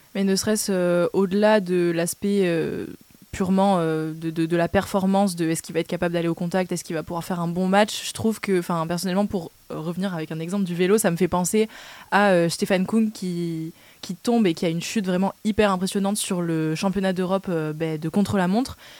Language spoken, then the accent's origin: French; France; en tant que bon français et supporter du 15 de France